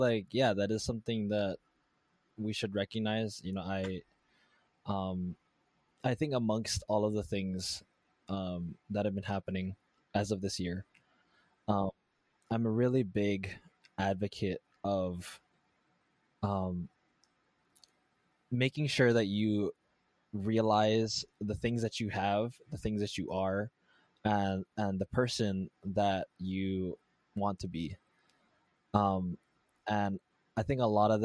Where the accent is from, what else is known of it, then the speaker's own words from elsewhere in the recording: Hawaii, United States; my American upbringing